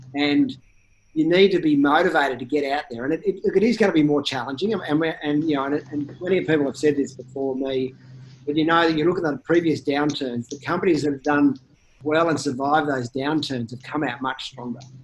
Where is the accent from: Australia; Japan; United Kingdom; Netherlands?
Australia; as an Australian